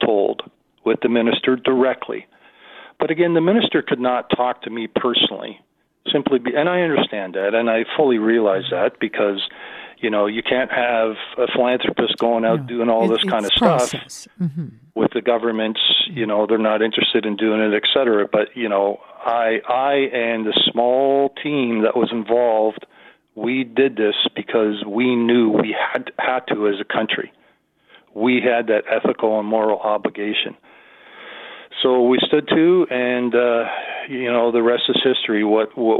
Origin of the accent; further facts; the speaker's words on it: Canada; as a Canadian